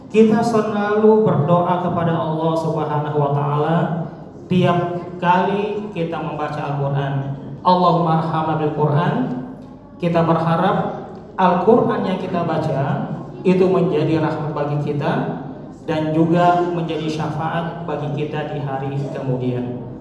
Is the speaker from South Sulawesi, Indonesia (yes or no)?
yes; South Sulawesi, Indonesia; Kita di sini mengenal ada konsep siri, malu. Betul ya? Konsep kita orang Sulsel itu adalah konsep malu.